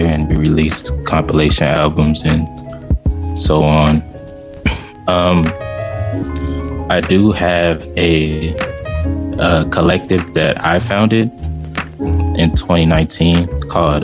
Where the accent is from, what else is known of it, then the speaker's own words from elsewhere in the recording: Houston, Texas, United States; now in Austin, United States; I'm from Houston, Texas